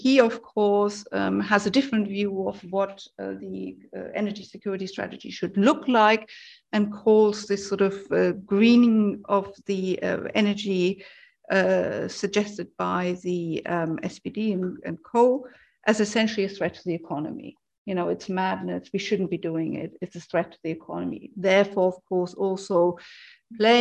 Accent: Germany; moved away; I'm originally from Germany.

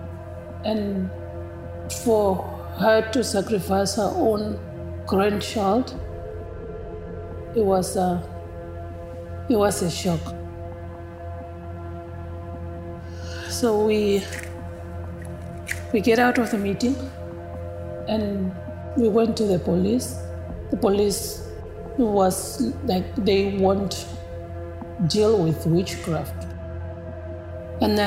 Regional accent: Namibia; moved away as an adult; now in Canada; I am originally from Namibia, country in Africa.

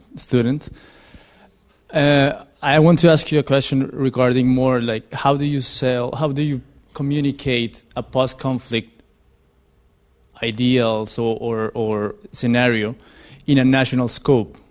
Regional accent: Colombia; now in London, United Kingdom; I'm from Colombia

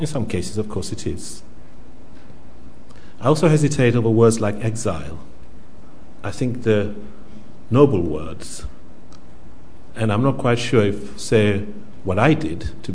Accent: Zanzibar, Tanzania; now in United Kingdom; I come from Zanzibar. So I just want to begin first by thinking about that, what I've just said. What does it mean to say I come from Zanzibar when I've lived for the last 40 years here?

